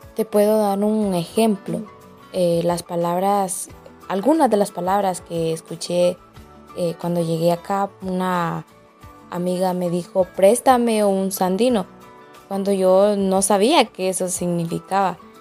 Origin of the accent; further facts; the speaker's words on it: Jesús de Otoro, Intibucá, Honduras; moved away as an adult; now in La Esperanza, Honduras; Soy eh, originaria de Jesús de Otoro